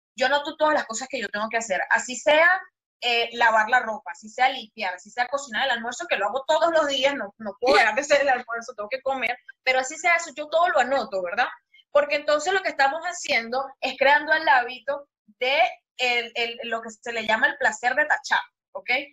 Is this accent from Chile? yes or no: no; Venezuela; moved away as an adult; now in Panama; soy venezolana, me mudé a Panamá hace como cinco años más o menos